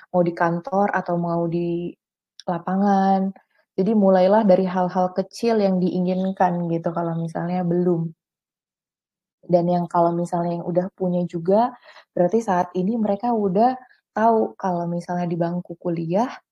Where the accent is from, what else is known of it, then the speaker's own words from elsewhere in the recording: Medan, North Sumatra, Indonesia; dan aku Batak dari Medan asalnya